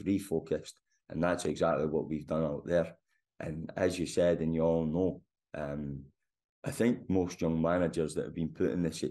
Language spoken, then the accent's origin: English; Scotland, United Kingdom; moved away; also born or lived in Germany; I'm Scottish in terms of DNA and my passport, but I'm not a guy that's worked in Scotland at all. So I've always been out in Germany